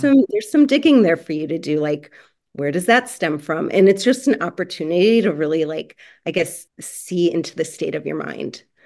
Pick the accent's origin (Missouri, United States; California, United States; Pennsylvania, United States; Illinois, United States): Illinois, United States; Chicago; moved away as an adult; now in Los Angeles, United States; originally from Chicago, but now living in Los Angeles.